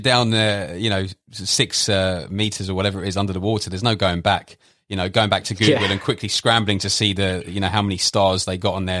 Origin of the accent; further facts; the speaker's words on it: London, United Kingdom; for me, being from, you know, born and raised in London, UK, the idea just sounds totally absurd.